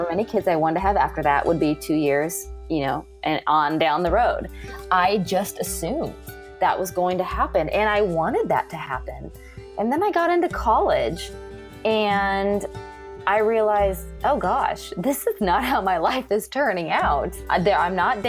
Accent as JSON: {"language": "English", "region": "California", "country": "United States", "tie": "born or raised there", "moved": "as an adult", "said": "I grew up in California, and I was there until I was about 26 or 27."}